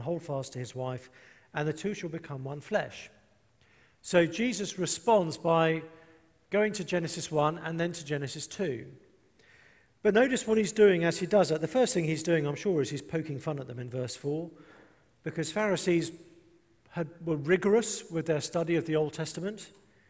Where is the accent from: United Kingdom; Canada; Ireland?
United Kingdom; England; I'm English